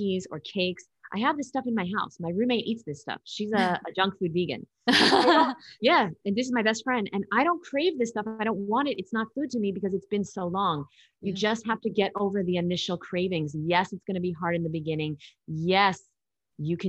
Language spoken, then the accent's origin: English; New York, United States; I'm from New York